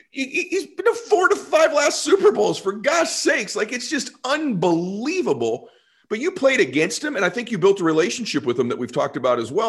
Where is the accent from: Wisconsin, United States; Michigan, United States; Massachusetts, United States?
Massachusetts, United States; Boston; moved away; I am from Boston originally